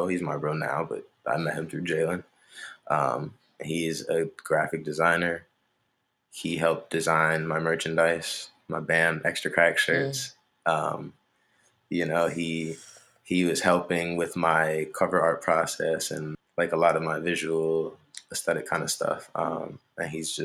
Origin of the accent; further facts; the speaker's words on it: Montgomery County, Maryland, United States; I'm from Montgomery County